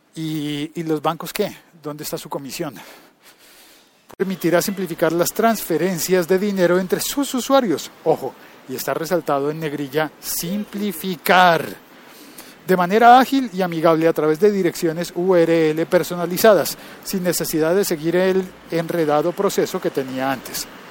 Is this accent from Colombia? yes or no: yes; Colombia; emitiendo de nuevo desde Bogotá, Colombia, pero desde otro punto de la ciudad